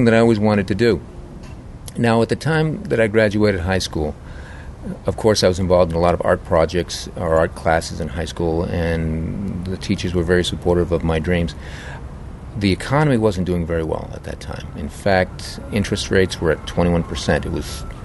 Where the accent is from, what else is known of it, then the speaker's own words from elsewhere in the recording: Cape Cod, Massachusetts, United States; moved away; I grew up on Cape Cod, which is a resort in all its own, too